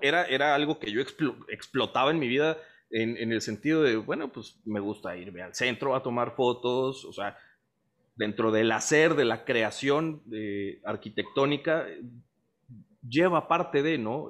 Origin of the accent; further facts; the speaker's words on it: Veracruz, Mexico; moved away as an adult; now in Monterrey, Mexico; soy veracruzano orgulloso, radico en Monterrey desde hace como 10 años más o menos